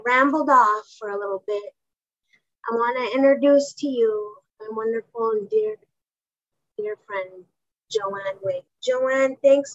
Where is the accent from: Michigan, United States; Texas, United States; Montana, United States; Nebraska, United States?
Montana, United States; Helena; we grew up in Helena. We grew up urban off the reservation